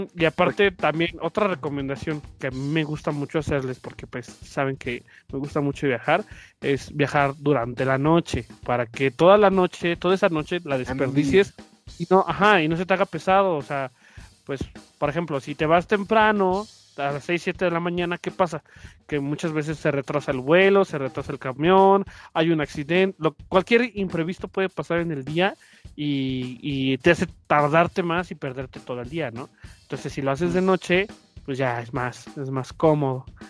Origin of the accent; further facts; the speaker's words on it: Mexico; como cualquier mexicano